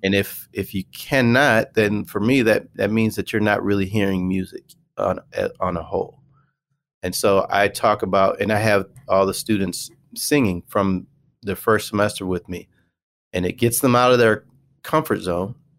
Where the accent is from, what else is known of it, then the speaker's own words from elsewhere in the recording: Michigan, United States; I went to Western Michigan University. I'm from Michigan